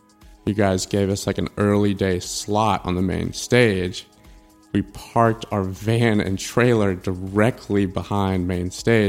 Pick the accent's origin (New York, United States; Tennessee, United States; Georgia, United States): Tennessee, United States; Memphis; moved away as an adult; Memphis, Tennessee.